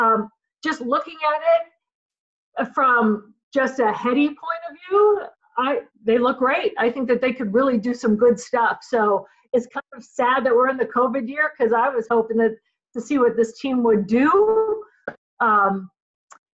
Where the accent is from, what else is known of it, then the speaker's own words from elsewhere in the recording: Boston, Massachusetts, United States; moved away as an adult; also born or lived in Chicago; now in Minneapolis, United States; I'm originally from Boston